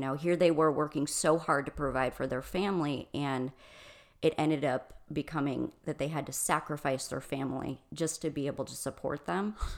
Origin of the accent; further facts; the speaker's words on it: Michigan, United States; moved away as an adult; now in Arizona, United States; I'm originally from Michigan.